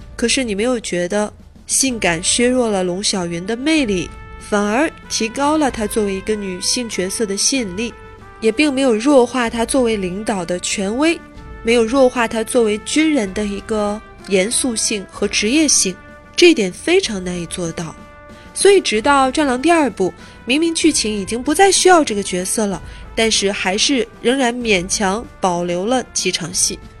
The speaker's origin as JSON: {"language": "Chinese", "country": "China", "said": "我们中国人"}